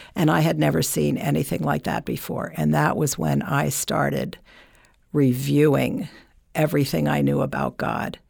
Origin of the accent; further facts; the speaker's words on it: Burlington, Vermont, United States; moved away; I'm from Vermont, Burlington, Vermont